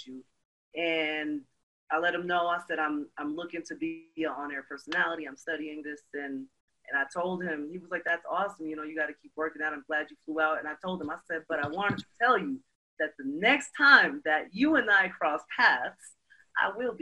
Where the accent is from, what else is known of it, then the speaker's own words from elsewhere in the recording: New York City, New York, United States; moved away as an adult; also born or lived in Europe; I'm from Brooklyn.